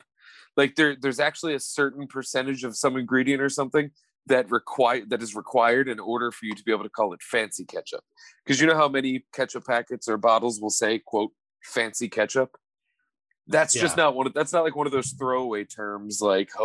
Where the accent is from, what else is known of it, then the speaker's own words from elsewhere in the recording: Kentucky, United States; now in Philadelphia, United States; I was born in Kentucky